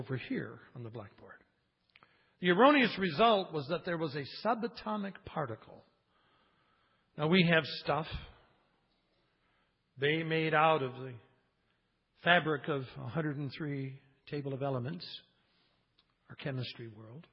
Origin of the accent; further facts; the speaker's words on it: Cleveland, Ohio, United States; moved away; I got friends back in Cleveland, in my hometown